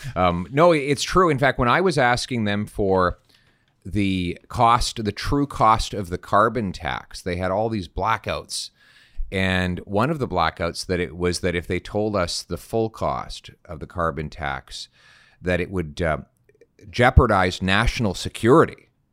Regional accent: Calgary, Alberta, Canada; my dad is a French Canadian from Saskatchewan, and I grew up in Calgary.

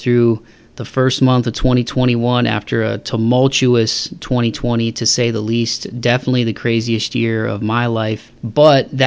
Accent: Toledo, Ohio, United States; moved away; a native of Toledo, Ohio, growing up in the Midwest

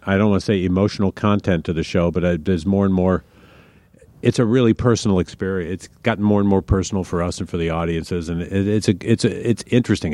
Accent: Washington, District of Columbia, United States; I grew up in Washington, D.C.

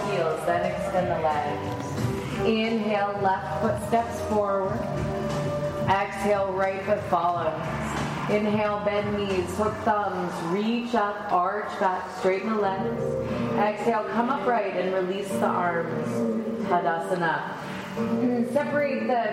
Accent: New Mexico, United States; I grew up in New Mexico

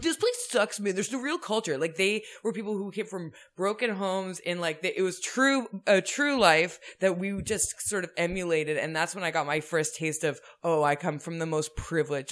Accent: suburbs north of Toronto, Ontario, Canada; I grew up in the suburbs north of Toronto

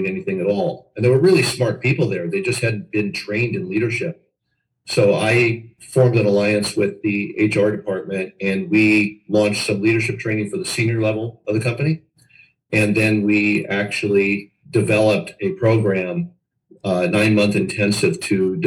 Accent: Los Angeles, California, United States; I grew up in Los Angeles

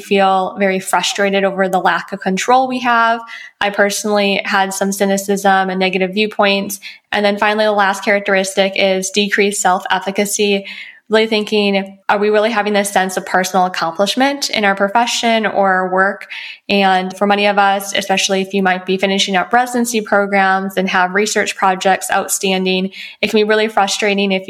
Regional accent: Midwest, United States; moved away as an adult; now in Los Angeles, United States; I moved out from the Midwest and completed my bachelor degree and my doctor of pharmacy degree.

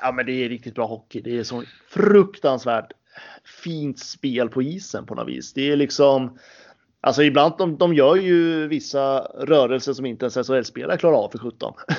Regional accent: Gävle, Gävleborg County, Sweden; som liten knatte i Brynäs ungdom eh, på den goda tiden så var det faktiskt en ganska kort period då jag spelade med Emil Molin

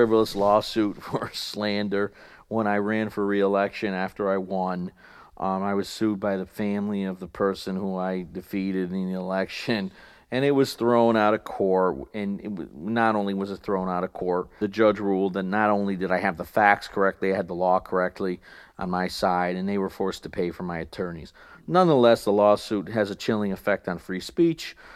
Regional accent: Rotterdam, New York, United States; I ran for county legislature in my hometown of Rotterdam

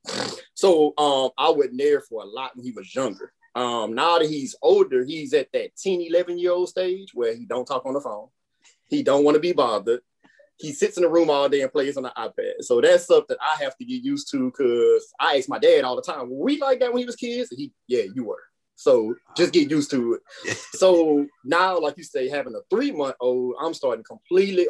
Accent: Baton Rouge, Louisiana, United States; also born or lived in Denham Springs, Louisiana; I grew up in Glen Oaks, went to Glen Oaks High. I went to Southern, graduated from Southern.

